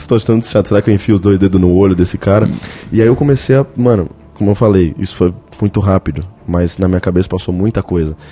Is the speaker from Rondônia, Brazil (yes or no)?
no; São Paulo, Brazil; eu tô em Curitiba, tá ligado? Eu sou paulistano